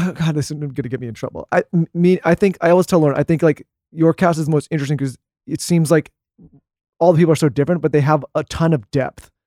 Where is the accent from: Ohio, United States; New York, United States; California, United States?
California, United States; moved away; I grew up in California